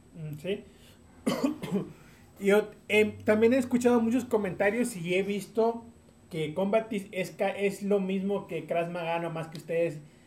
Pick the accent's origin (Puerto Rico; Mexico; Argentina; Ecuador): Mexico; Tampico, Tamaulipas; now in San Luis Potosí, Mexico; yo soy de Tampico, Tamaulipas